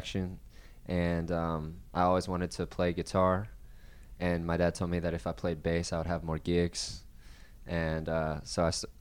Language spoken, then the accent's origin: English; Baltimore, Maryland, United States; moved away as an adult; also born or lived in Nashville, Tennessee; now in Charlotte, United States; I'm from Baltimore, Maryland